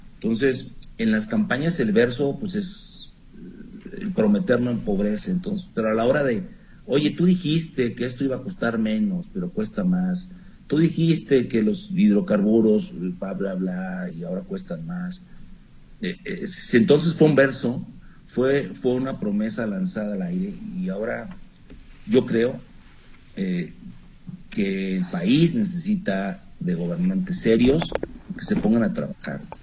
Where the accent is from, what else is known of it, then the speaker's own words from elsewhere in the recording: Chihuahua, Mexico; moved away; Yo soy norteño, chihuahuense, y allá les decíamos a, estas palabras, hasta a estas malas palabras les decíamos malas razones